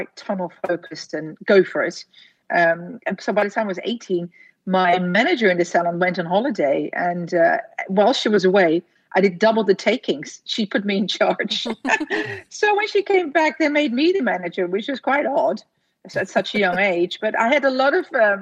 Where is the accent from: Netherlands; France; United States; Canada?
Netherlands; English is a second language; moved away as an adult; also born or lived in London; he sent me back to Holland